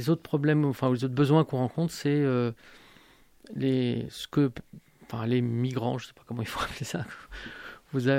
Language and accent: French; Algeria; born there; also born or lived in Italy; Je suis né en Algérie. J'ai de la famille là-bas. Ma femme est algérienne, mes enfants sont algériens aussi. j'ai vécu comme étranger en Algérie, j'ai vécu comme étranger en Italie.